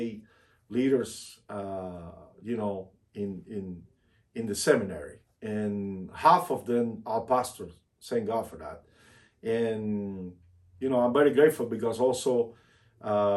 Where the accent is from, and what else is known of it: Cuba